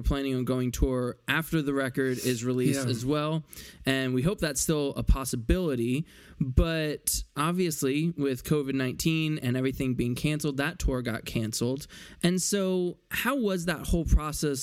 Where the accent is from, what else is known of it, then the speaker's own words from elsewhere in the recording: Philadelphia, Pennsylvania, United States; I am from Philly